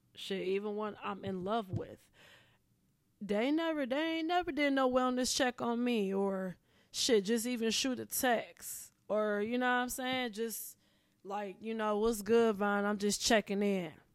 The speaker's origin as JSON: {"language": "English", "town": "Pontiac", "region": "Michigan", "country": "United States", "moved": "yes", "lives_now": "Los Angeles, United States", "said": "I'm originally from Pontiac"}